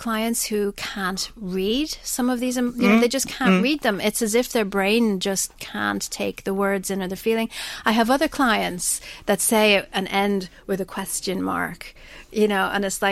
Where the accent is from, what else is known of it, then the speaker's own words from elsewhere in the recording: Ireland; we're Irish